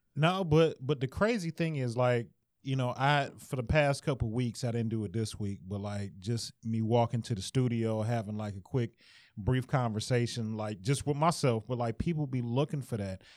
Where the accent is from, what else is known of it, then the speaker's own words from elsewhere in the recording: Detroit, Michigan, United States; I'm from Detroit